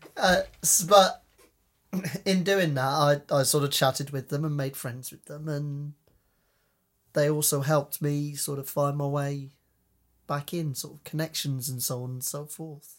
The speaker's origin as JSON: {"language": "English", "town": "Cheltenham", "region": "South West England", "country": "United Kingdom", "moved": "as an adult", "lives_now": "the Fens, United Kingdom", "said": "I'm from Cheltenham originally, in Gloucestershire."}